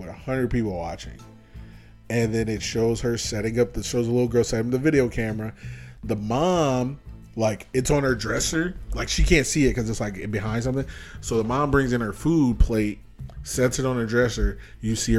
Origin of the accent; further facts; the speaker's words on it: United States; as an American.